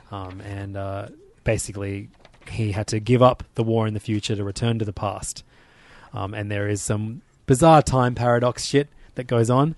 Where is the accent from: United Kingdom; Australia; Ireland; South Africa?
Australia; as an Australian